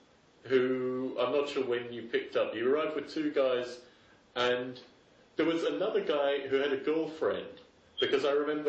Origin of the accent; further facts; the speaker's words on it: Adelaide, South Australia, Australia; moved away; also born or lived in Canberra; I'm from Adelaide originally